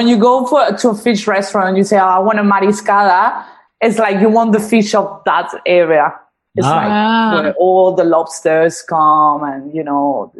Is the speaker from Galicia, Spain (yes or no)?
yes; A Coruña, Galicia, Spain; English is a second language; moved away as an adult; now in Australia; I was born in La Coruña, which is northeast of Spain.